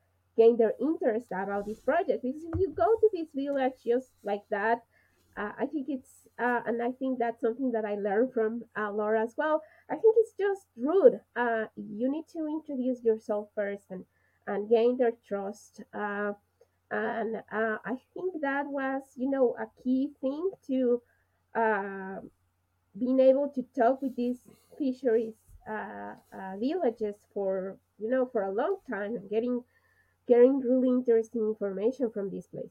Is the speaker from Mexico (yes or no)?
yes; Mexico; I'm from Mexico